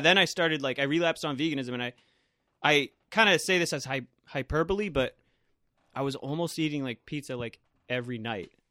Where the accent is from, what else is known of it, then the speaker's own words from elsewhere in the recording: Millis, Massachusetts, United States; also born or lived in Holliston; my hometown of Millis